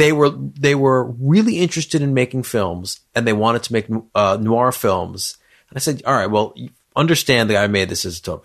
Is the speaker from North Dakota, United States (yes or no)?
no; New York, United States; as a New Yorker